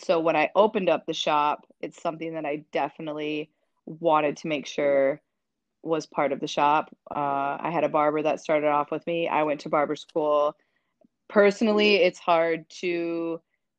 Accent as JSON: {"language": "English", "region": "Minnesota", "country": "United States", "tie": "born or raised there", "moved": "yes", "lives_now": "Chicago, United States", "said": "I'm from a very small white town in Minnesota. I think I realized the racial divide in my hometown at a pretty young age."}